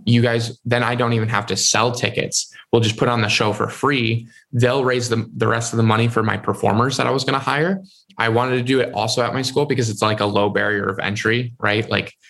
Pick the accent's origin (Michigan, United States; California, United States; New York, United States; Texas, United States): Michigan, United States